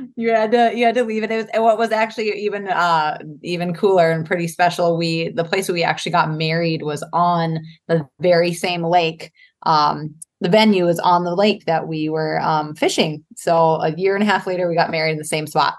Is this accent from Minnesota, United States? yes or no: yes; Duluth, Minnesota, United States; I grew up in Duluth, Minnesota